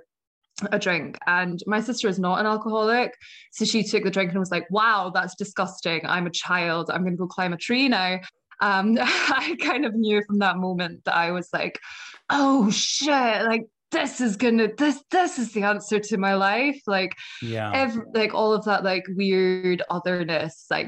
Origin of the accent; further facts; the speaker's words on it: Scotland, United Kingdom; accent: Scottish; moved away as an adult; also born or lived in United States; As you can probably tell from my accent, I am from Scotland